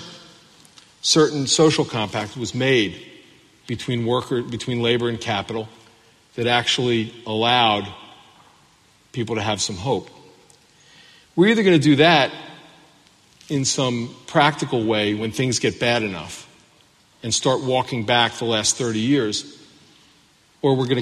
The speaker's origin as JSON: {"language": "English", "town": "Baltimore", "region": "Maryland", "country": "United States", "said": "I'm from Baltimore"}